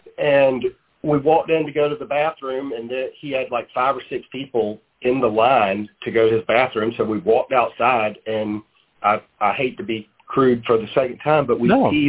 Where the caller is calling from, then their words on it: Savannah, Georgia, United States; I'm out of Savannah, Georgia right now. That's where our corporate office is.